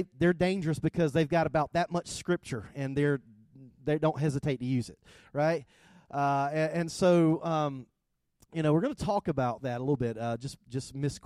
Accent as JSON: {"language": "English", "region": "South Georgia", "country": "United States", "accent": "thick South Georgia", "said": "I am from South Georgia. I have a thick South Georgia accent"}